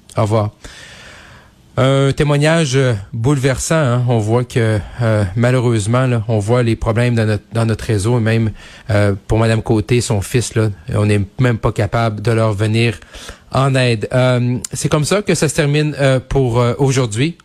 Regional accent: Saguenay, Quebec, Canada; moved away; du côté de TVA Saguenay dans mon dans ma dans mon patelin, dans ma région euh, d'origine

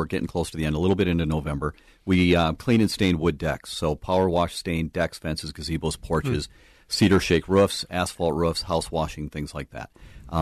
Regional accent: Minnesota, United States; We're from Minnesota

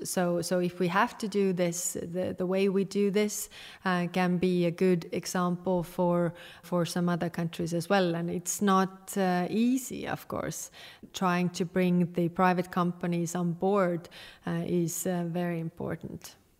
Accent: Estonia

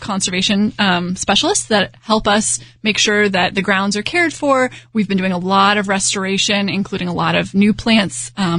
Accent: Houston, Texas, United States; I grew up in Houston

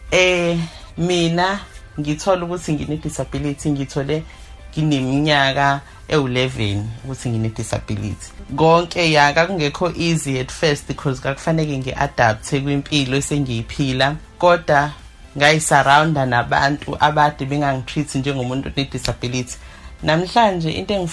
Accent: Umzimkhulu, KwaZulu-Natal, South Africa; now in Bonela, South Africa; ngikhulele endaweni ekuthiwa isemvubukazi ngikhuliswa ugogwami ngihlala eBonela

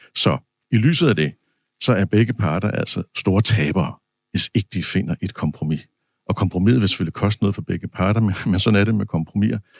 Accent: Denmark; vi danskere

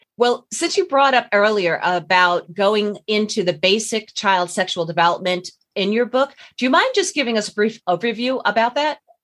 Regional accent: Long Island, New York, United States; we're both from Long Island

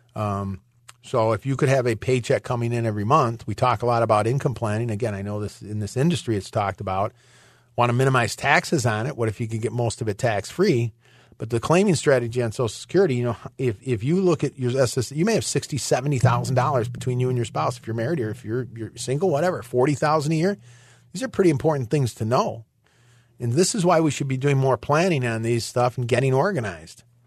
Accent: Michigan, United States; moved away; I'm originally from Michigan

